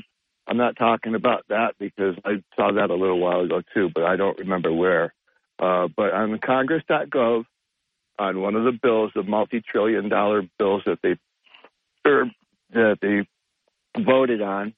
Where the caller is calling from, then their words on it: Englewood, Colorado, United States; from Englewood, Colorado today.